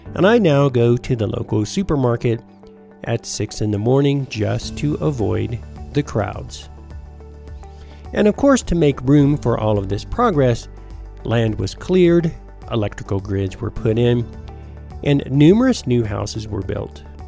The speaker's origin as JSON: {"language": "English", "country": "United States", "tie": "born or raised there", "also_born_or_lived": "Rising Fawn, Georgia / Trenton, Georgia", "said": "when I was a kid growing up in Tennessee and Georgia"}